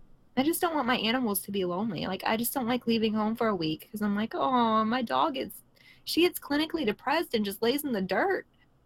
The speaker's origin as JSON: {"language": "English", "town": "Philadelphia", "region": "Pennsylvania", "country": "United States", "moved": "yes", "lives_now": "Tennessee, United States", "said": "I'm from Pennsylvania."}